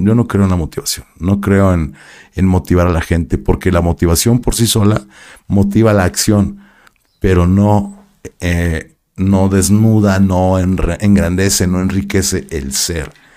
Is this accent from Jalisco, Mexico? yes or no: yes; Guadalajara, Jalisco, Mexico; also born or lived in Mexico City; yo nací en la Ciudad de México, pero de bebé me llevaron a Guadalajara, me quedaron en Guadalajara